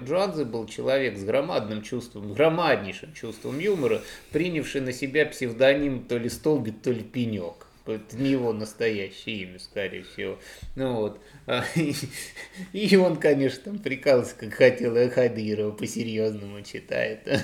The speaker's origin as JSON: {"language": "Russian", "town": "Voronezh", "region": "Voronezh Oblast", "country": "Russia", "tie": "born or raised there", "said": "как уроженцу в Воронеже"}